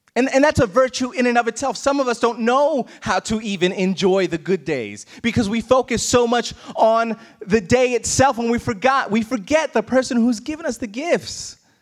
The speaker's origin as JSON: {"language": "English", "region": "New York", "country": "United States", "tie": "born or raised there", "moved": "as an adult", "said": "so depressed by not being in my hometown"}